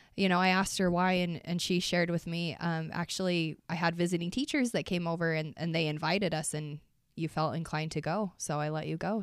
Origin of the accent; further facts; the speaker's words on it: Price, Utah, United States; I grew up in Price, Utah